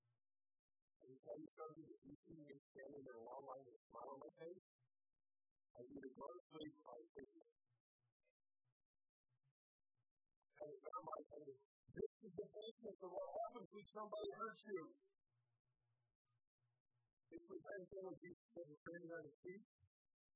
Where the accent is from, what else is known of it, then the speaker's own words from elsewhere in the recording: Indiana, United States; now in Michigan, United States; I grew up in Indiana